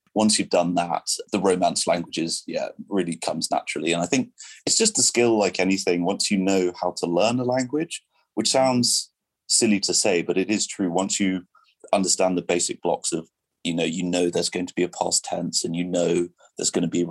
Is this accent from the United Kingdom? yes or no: yes; England, United Kingdom; first language French; English is a second language; moved away as an adult; also born or lived in Brazil / Washington, District of Columbia, United States; I'm obviously from England, but I moved to DC